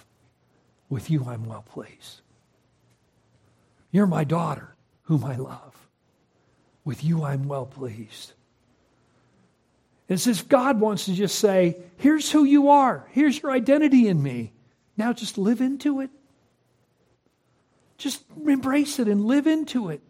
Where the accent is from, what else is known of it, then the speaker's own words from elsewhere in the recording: Concord, California, United States; moved away as an adult; also born or lived in Nampa, Idaho; I grew up in Concord, California